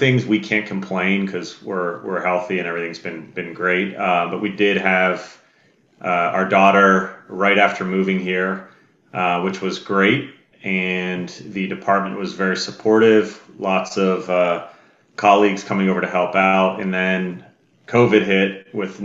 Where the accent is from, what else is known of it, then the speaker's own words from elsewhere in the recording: Kennedy Township, Pennsylvania, United States; moved away; I grew up in Kennedy Township area, like not far from Keys Rocks